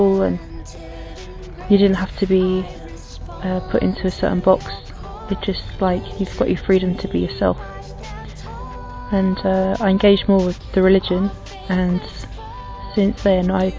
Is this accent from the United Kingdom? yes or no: yes; England, United Kingdom; I'm 29, I'm from England